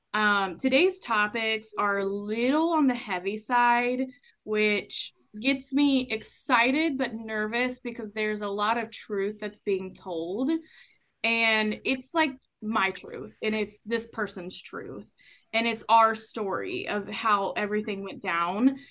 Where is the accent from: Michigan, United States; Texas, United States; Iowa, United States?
Texas, United States; I was born in Texas